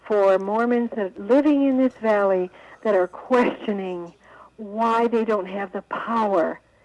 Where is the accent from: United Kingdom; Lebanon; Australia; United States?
United States; Palmyra, New York; now in Salt Lake City, United States; I'm actually from Palmyra, New York.